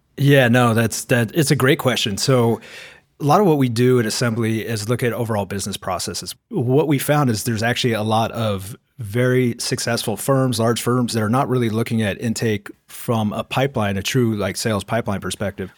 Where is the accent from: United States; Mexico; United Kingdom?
United States; Portland, Oregon; moved away; Originally, I was from Portland, Oregon area